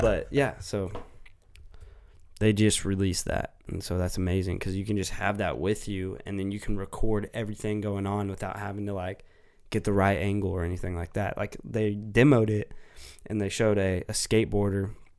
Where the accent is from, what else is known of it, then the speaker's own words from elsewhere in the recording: United States; being an American